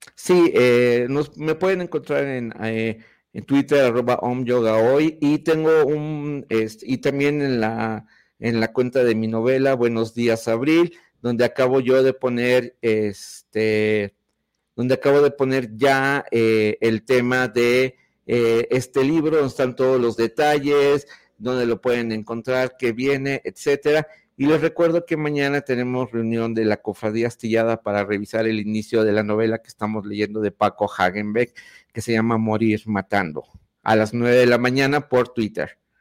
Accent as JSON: {"language": "Spanish", "country": "Mexico", "said": "cómo somos los mexicanos y cómo es el país que nos ha tocado vivir"}